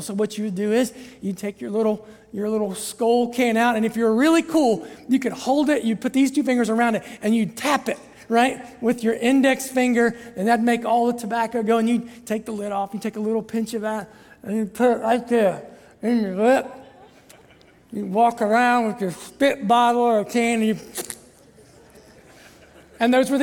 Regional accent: Southern Ohio, United States; I grew up in Southern Ohio

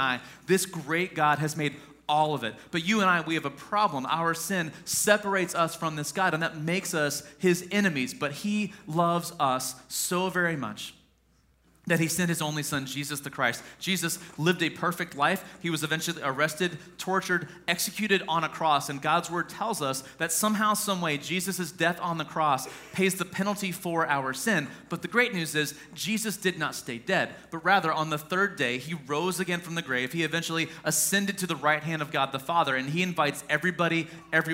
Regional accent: Mount Vernon, United States; I'm from Mount Vernon originally

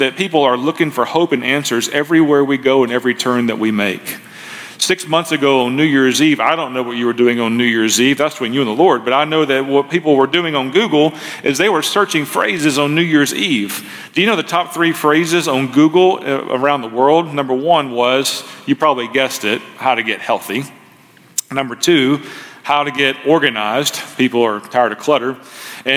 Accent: Memphis, Tennessee, United States; moved away as an adult; also born or lived in Marysville, Ohio; I was raised as primarily by my grandparents as a boy growing up in Memphis

